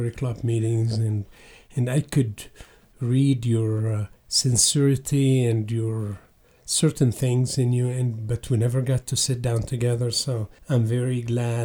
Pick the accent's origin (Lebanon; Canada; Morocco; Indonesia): Lebanon; southern Lebanon; moved away as an adult; also born or lived in Beirut / Seattle; now in Jackson, United States; I was born and raised in Lebanon, mm-hmm. exactly southern Lebanon